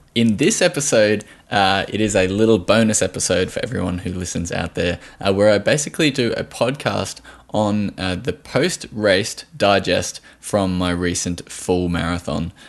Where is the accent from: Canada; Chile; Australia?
Australia